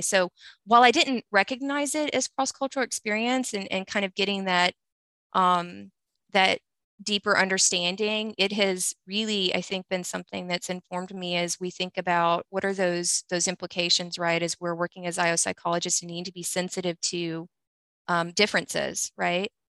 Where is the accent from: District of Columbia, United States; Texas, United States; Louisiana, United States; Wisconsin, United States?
Louisiana, United States; we're both from Louisiana